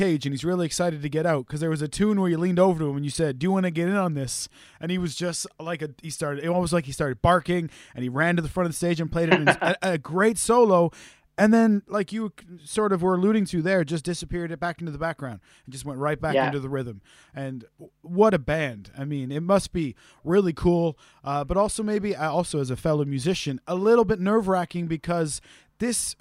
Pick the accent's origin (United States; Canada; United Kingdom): Canada; being a Canadian musician myself